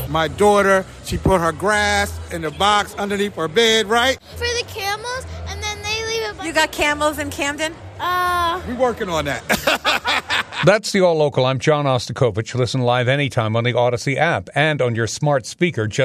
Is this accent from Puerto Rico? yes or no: yes; Puerto Rico; In Puerto Rico, I'm from Puerto Rico. Usually, you did not receive gifts on Christmas